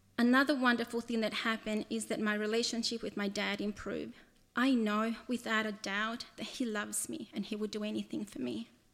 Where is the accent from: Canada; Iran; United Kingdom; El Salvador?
El Salvador; moved away; I was born in El Salvador and lived there during the first part of my childhood